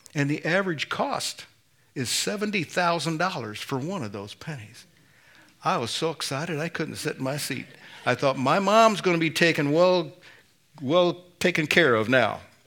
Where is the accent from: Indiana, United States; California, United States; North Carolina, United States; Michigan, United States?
Indiana, United States; I'm from Indiana. we say pop